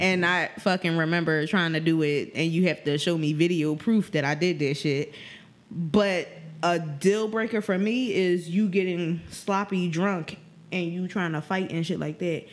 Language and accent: English; Philadelphia, Pennsylvania, United States; I tell them North Philly